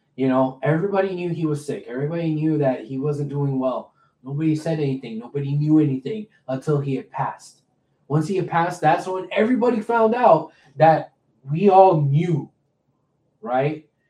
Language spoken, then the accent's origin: English; Houston, Texas, United States; I'm from Houston.